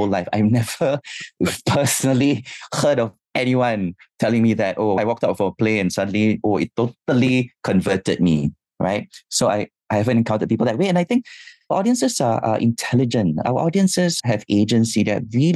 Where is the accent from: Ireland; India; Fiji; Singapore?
Singapore; growing up in Singapore